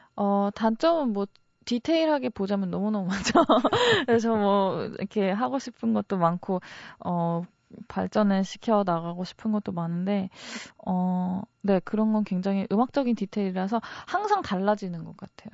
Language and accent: Korean; Wonju, Gangwon, South Korea; 제가 강원도 원주 사람이잖아요